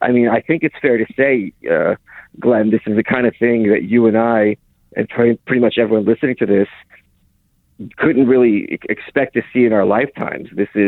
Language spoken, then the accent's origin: English; Lviv, Lviv Oblast, Ukraine; moved away; I was born in Ukraine.